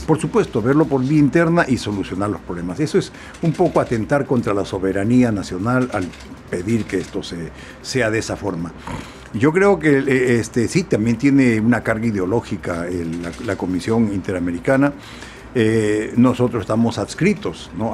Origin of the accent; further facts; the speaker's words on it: Peru; yo también como muchos peruanos